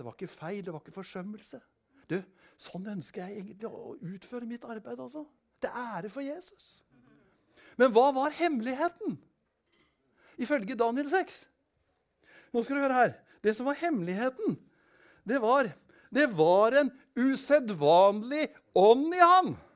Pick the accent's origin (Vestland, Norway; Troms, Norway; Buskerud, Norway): Buskerud, Norway; Kongsberg; Da var jeg da var jeg en del av en ungdomskultur på Kongsberg. Jeg kommer fra Kongsberg